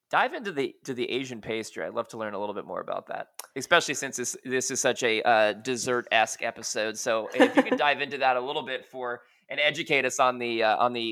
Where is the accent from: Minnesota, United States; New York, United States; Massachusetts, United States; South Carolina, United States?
New York, United States; moved away; I'm actually originally from New York, so like obviously like Italian pastries were a, a, a very big deal, um, you know, with my upbringing